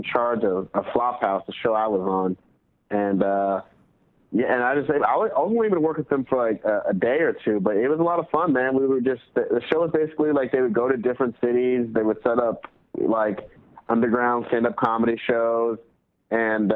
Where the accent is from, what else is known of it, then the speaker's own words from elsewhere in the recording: Georgia, United States; also born or lived in Boston; now in Los Angeles, United States; I'm from Georgia originally, but I didn't do comedy out in Georgia